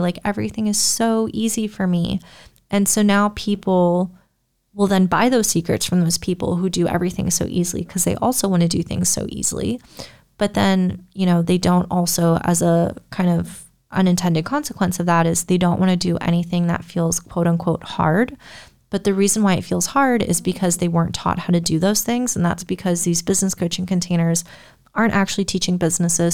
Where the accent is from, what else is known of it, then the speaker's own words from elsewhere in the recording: United States; I'm an American